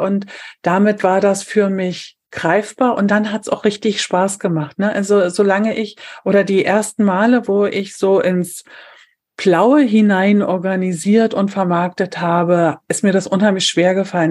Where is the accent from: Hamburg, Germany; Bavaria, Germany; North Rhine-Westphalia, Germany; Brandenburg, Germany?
Brandenburg, Germany; Brandenburg an der Havel; ich komme aus Brandenburg, aus der Stadt Brandenburg